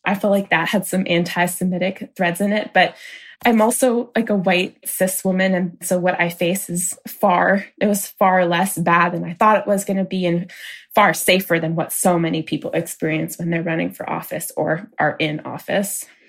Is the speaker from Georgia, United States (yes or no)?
no; Maine, United States; I grew up in a small rural town in Maine, a town of about 1,600 people.